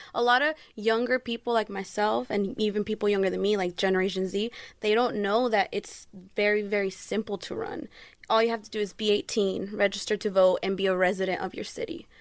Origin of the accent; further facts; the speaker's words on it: Fontana, California, United States; I am from Fontana, California